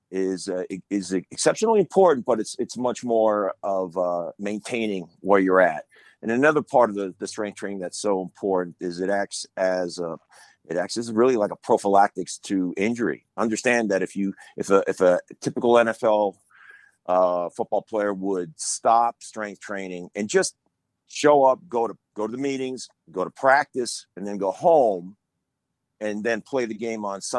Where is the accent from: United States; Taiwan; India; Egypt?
United States; Long Island, New York; I grew up on Long Island